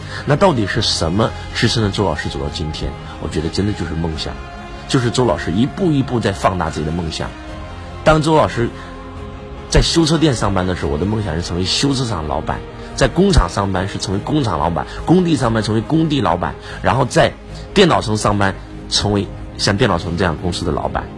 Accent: China; 我说我是一个中国人，我过我只过我中国人的生日，

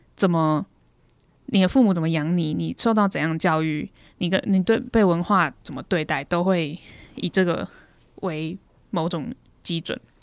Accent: Taiwan; 我是台湾人

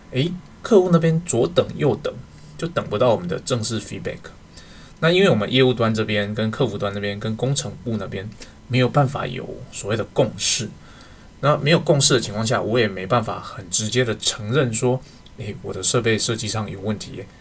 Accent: Taiwan; 我们台湾这边

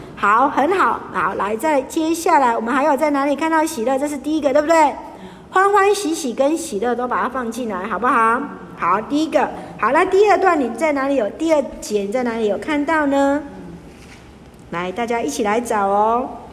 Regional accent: Taiwan; 像我们在被日本统治的时候，有没有皇民化运动？好，台湾人就是次等的

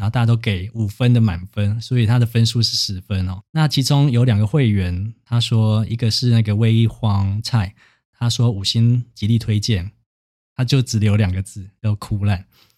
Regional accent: Taiwan; 因为我自己是乡下长大的小孩嘛，所以就是基本上像普里也没有什么特别的资源，所以我当初在转学考，就是考设计系的时候也是要每天搭车去台中补习嘛

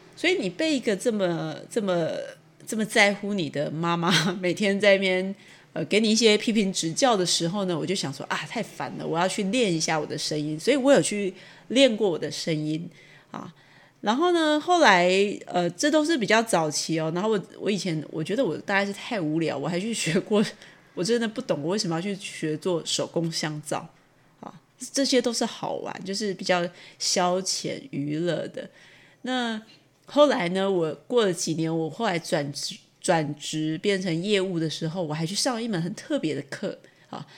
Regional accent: Taichung, Taiwan; 因为我是台中人

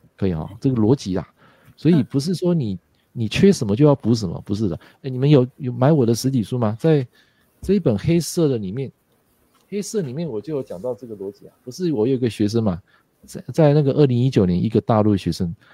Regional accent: Taiwan; 他们的呃想法跟我们台湾人还是有点不太一样的啊

